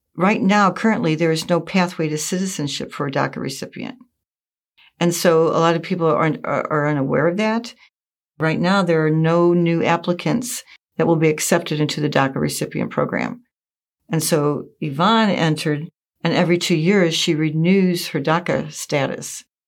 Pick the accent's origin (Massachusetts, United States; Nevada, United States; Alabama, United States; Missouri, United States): Missouri, United States; St. Louis; I'm from St. Louis, so I entered into the St. Louis province